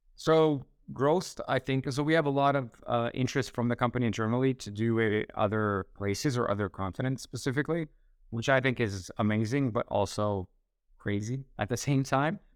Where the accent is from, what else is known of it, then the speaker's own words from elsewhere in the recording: Canada; moved away; also born or lived in Split, Croatia; born and raised in Canada